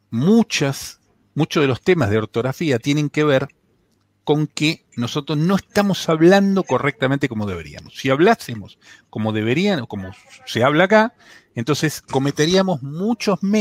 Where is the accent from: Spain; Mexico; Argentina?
Argentina; Buenos Aires; Sí, sí, soy argentino. Sí. Es más, no solo soy argentino. Lamentablemente, soy de la CAPI.